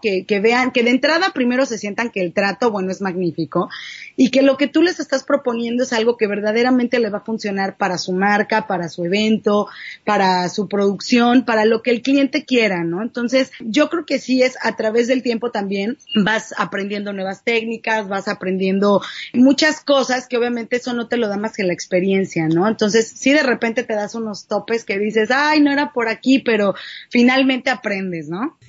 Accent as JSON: {"language": "Spanish", "region": "Mexico City", "country": "Mexico", "also_born_or_lived": "Cuernavaca, Morelos / San Antonio, Texas / Los Angeles, California", "moved": "yes", "lives_now": "Tijuana, Mexico", "said": "soy de la Ciudad de México, viví mucho tiempo en Cuernavaca, Morelos, me fui a vivir a San Antonio"}